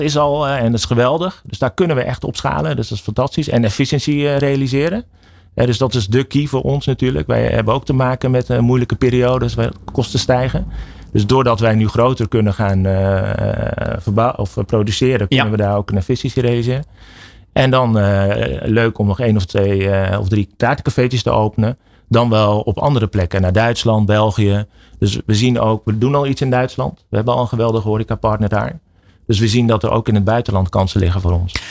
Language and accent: Dutch; Utrecht, Netherlands; we komen uit Utrecht